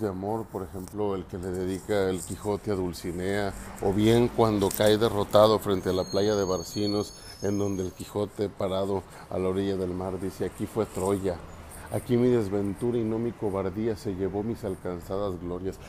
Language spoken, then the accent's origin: Spanish; Mexico; nuestros orígenes como mexicanos